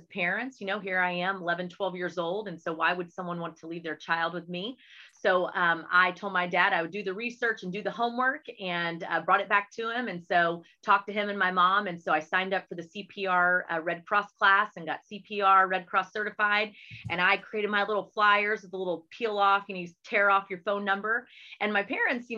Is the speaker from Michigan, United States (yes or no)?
no; Hurst-Euless-Bedford area, Texas, United States; also born or lived in Metairie, Louisiana / Houston, Texas; he was then transferred again to Arlington, Texas, which brought us to the HEB area, which is really where, you know, we grew up